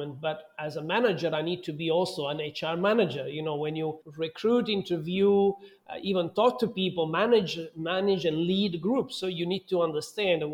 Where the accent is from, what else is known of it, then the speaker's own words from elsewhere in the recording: Southern Italy, Italy; moved away as an adult; also born or lived in London, United Kingdom / Dubai, United Arab Emirates; now in Mexico; my hometown, which is a touristic hotspot in the south of Italy.